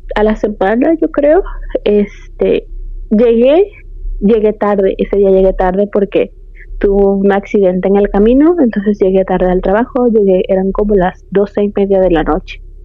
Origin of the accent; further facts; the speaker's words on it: Veracruz, Mexico; moved away as an adult; now in Austin, United States; De México, del puerto de Veracruz